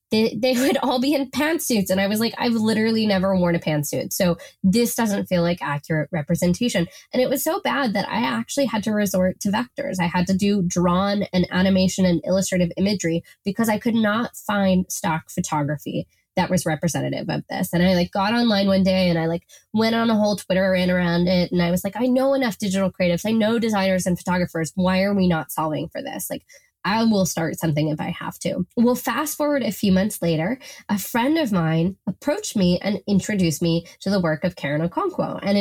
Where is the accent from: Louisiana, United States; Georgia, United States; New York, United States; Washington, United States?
Washington, United States; Seattle; We're both from Seattle